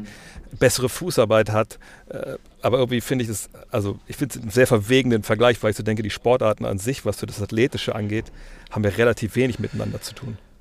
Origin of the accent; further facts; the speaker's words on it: Wolfsburg, Lower Saxony, Germany; ich komme aus Wolfsburg